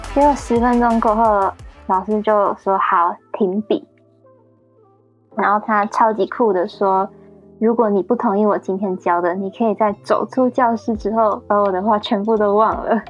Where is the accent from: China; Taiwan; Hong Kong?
Taiwan; moved away as an adult; now in United Kingdom; 我们台湾人